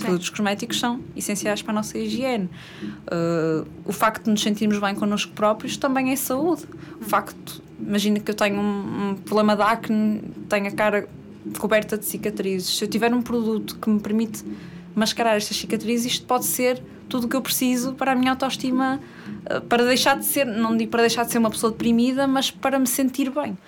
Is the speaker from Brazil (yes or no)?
no; Matosinhos, Norte, Portugal; tenho 27 anos, sou do Porto, mais concretamente de Matosinhos